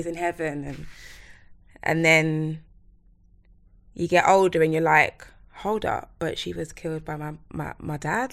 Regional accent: London, United Kingdom; I'm from Plasto, East London.

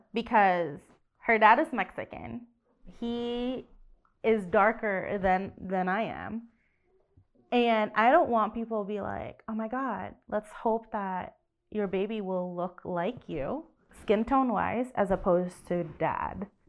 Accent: Indonesia; moved away; I was born and raised in Indonesia

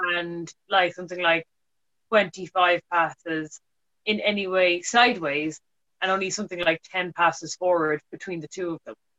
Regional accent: Ireland; as an Irish person

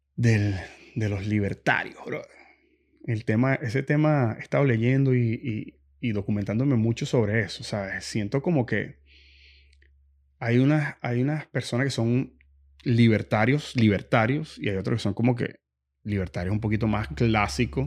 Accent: Venezuela; moved away; viniendo de Venezuela

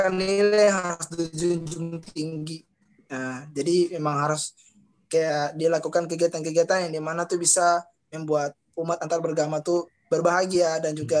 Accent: Tual, Maluku, Indonesia; toleransi yang ada di Maluku dan juga di kota saya, ini kota Tual.

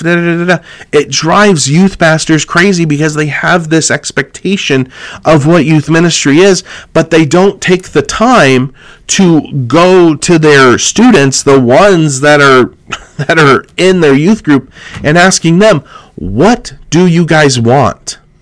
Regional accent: California, United States; Growing up in California

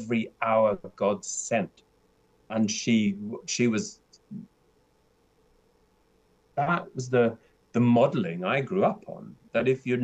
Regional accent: South Africa; growing up in South Africa, as a white South African, in apartheid South Africa, I had a very different upbringing

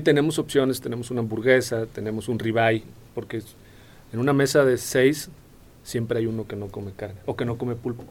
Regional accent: Colima, Mexico; now in Querétaro, Mexico; yo soy de Colima y me casé con una capulqueña

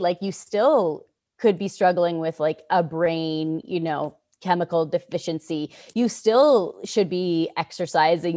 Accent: Canada; I'm from Canada

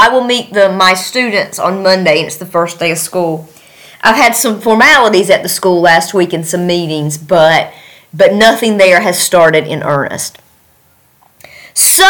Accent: North Carolina, United States; moved away as an adult; now in Tashkent, Uzbekistan; my hometown of North Carolina

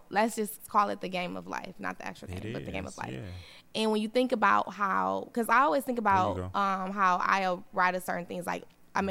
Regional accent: United States; I'm from America.

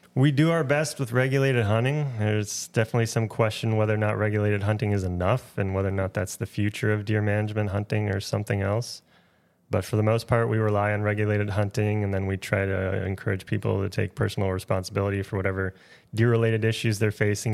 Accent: Wisconsin, United States; also born or lived in Minnesota / Nebraska; now in Maine, United States; I grew up hunting in Wisconsin.

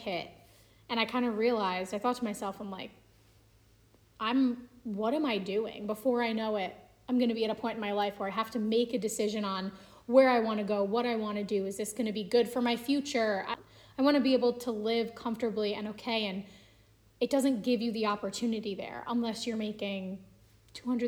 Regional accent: Long Island, New York, United States; moved away as an adult; now in Pennsylvania, United States; I grew up on Long Island, was born and raised.

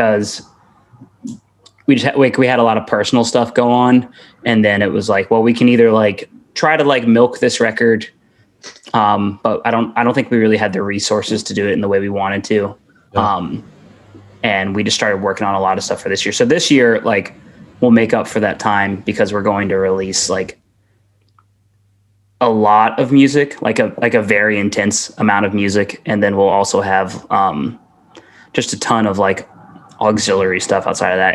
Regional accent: Atlanta, Georgia, United States; moved away as an adult; now in Savannah, United States; I'm from Atlanta, Georgia

